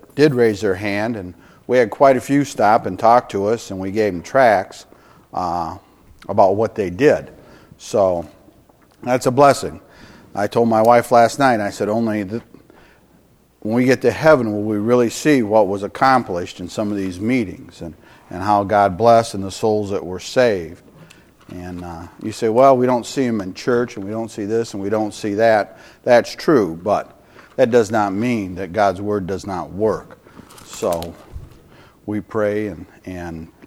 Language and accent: English; Michigan, United States; also born or lived in California; We're from Michigan. We're from cold